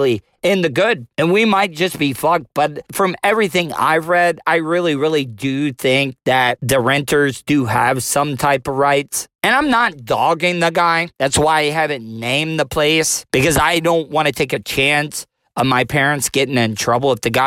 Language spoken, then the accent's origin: English; DeLeon Springs, Florida, United States; born and raised in DeLeon Springs, Florida